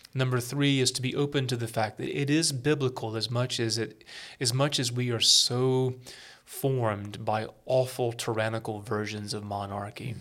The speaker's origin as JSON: {"language": "English", "country": "United States", "said": "being Americans"}